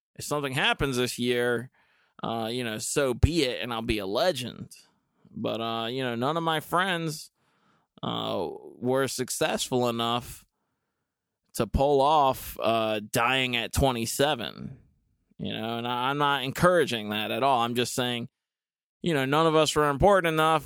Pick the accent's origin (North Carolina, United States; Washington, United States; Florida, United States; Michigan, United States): North Carolina, United States; Dudley; I grew up in Goldsboro, um, actually technically Dudley